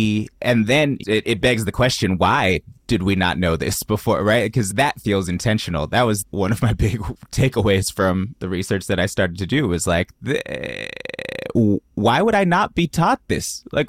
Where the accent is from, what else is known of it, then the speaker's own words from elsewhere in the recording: the Bay Area, California, United States; I grew up in the Bay.